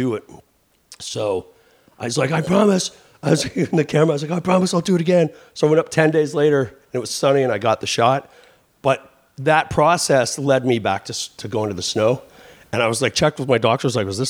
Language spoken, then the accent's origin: English; Vancouver, British Columbia, Canada; moved away; also born or lived in Southern California / Bay Area; I grew up in Vancouver.